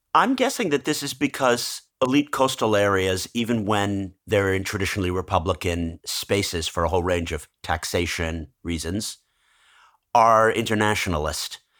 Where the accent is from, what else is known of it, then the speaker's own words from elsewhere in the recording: New Jersey, United States; He represented my home state of New Jersey